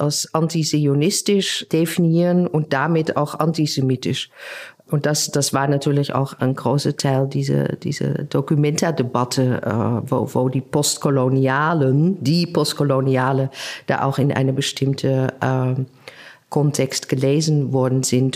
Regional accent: Netherlands; accent: Dutch; German is a second language; also born or lived in Berlin; now in Leipzig, Germany; ich bin selber äh, ja Niederländerin, hört man ja an meinem Akzent

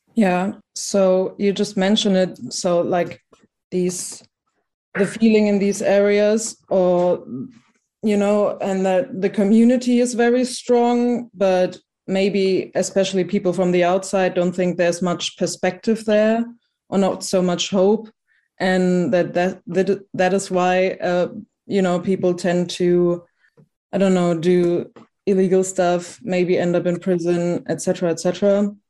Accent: Germany; I'm from Germany

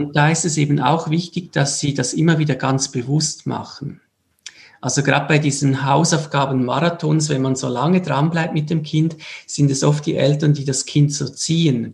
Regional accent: Switzerland; wir sind aus der Schweiz

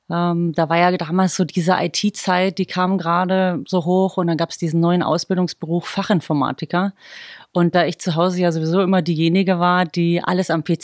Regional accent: Bavaria, Germany; Also auch wenn man es gar nicht hört, äh, ich bin eigentlich ein Bohrisch Madel.

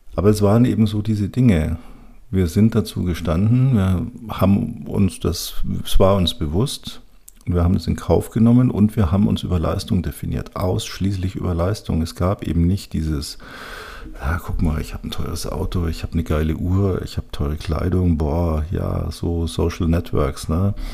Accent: Munich, Bavaria, Germany; ich bin ganz am Nordrand der Stadt aufgewachsen, von meinem Kinderzimmerfenster aus konnte ich tatsächlich über die ganze Stadt schauen, bis zu den Alpen

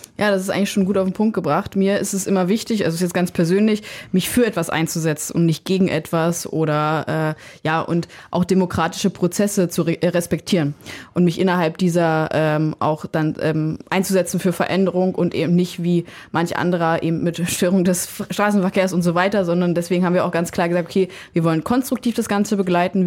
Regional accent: Germany; als Lausitzer

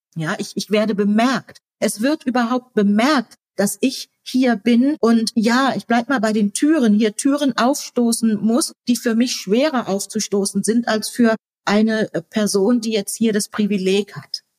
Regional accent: Germany; first language German; wir beide in Deutschland geboren sind und Deutsch unsere Muttersprache ist

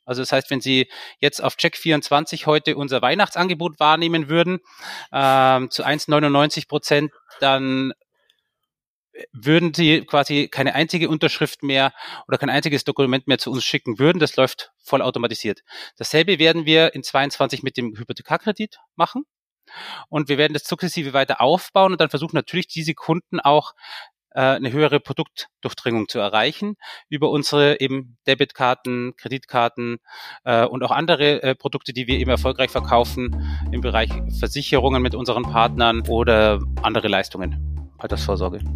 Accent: Munich, Bavaria, Germany; moved away as an adult; also born or lived in Austria; ich hatte zwei Möglichkeiten als, als, als, als Münchner

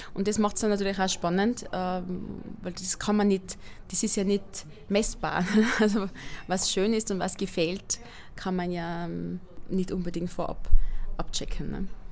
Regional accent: Inzing, Tyrol, Austria; moved away as an adult; also born or lived in Vienna; now in Styria, Austria; die Ortschaft, wo ich aufgewachsen bin, heißt Inzing. Wo ist das? In der Mitte von Tirol, zwischen Innsbruck und Delfs

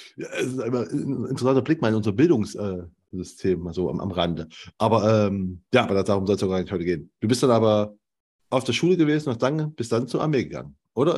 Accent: Germany; ich komme aus der DDR

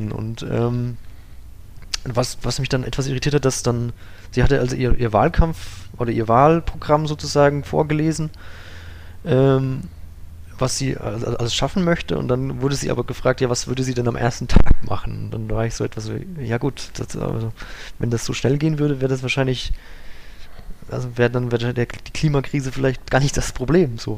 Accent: Bavaria, Germany; also ich kenne ähm, das auch aus meinem Heimatort. Wir waren auch immer an der Fränkischen Saale

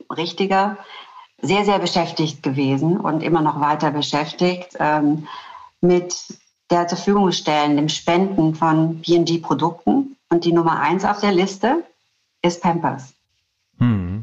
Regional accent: Black Forest, Baden-Württemberg, Germany; Ich komme aus dem Schwarzwald. Ich komme aus der ähm, schwäbisch-alemannischen Fastnachtsgegend.

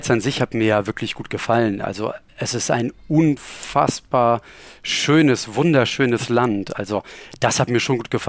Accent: Rostock, Mecklenburg-Vorpommern, Germany; Ich komme ursprünglich aus Rostock, ähm, also auch jetzt nicht so weit weg und ähm, habe da auch meine Ausbildung gemacht und habe dann tatsächlich dort auch mein Studium gemacht.

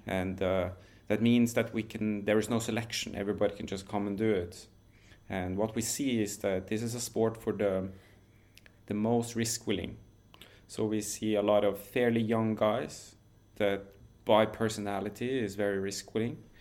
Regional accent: Norway; where I grew up in Norway

